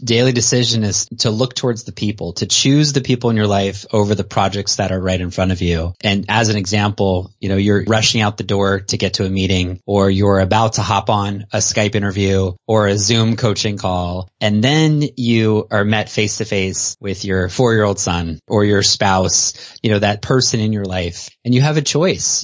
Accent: Canada; also born or lived in South Carolina; now in United States; I was raised in Canada and then I came to the States

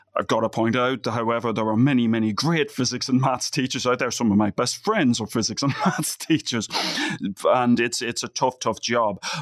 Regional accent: Ireland; moved away; being Irish

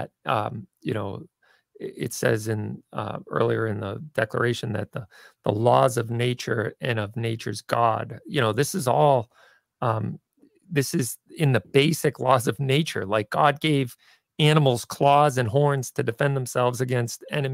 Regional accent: Denver, Colorado, United States; now in Massachusetts, United States; I was born in Denver and my heart is there

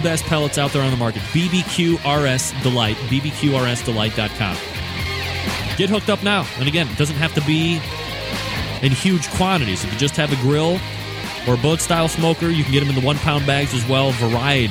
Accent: Cleveland, Ohio, United States; I'm from Cleveland

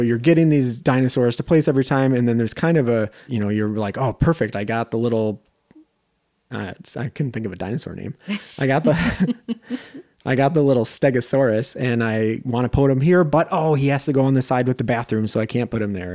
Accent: just outside Madison, Wisconsin, United States; moved away as an adult; also born or lived in Minnesota; I'm from Wisconsin, specifically just outside Madison

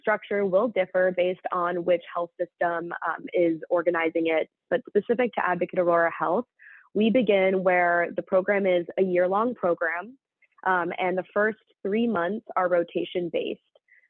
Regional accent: London, United Kingdom; moved away as an adult; I'm actually an individual that grew up in England, in London. You wouldn't quite know that from my accent, but grew up in London before moving to Louisiana to attend Tulane University

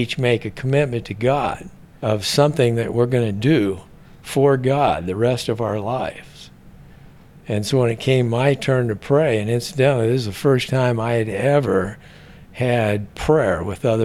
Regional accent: Seattle, Washington, United States; now in Scottsdale, United States; I was born in Seattle, Washington, and I didn't come from a religious home

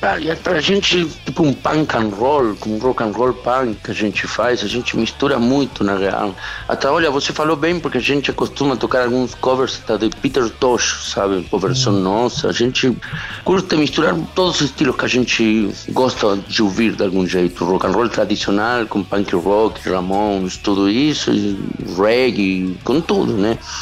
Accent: Chile; Portuguese is a second language; also born or lived in Argentina; now in Brazil; Eu sou chileno, na real. Eu morei lá, mas não sou argentino, nasci no Chile.

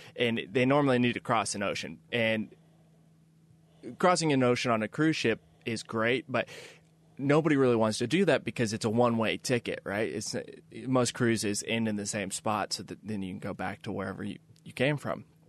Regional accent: Kansas City, United States; moved away as an adult; also born or lived in New York City; I grew up in Kansas City

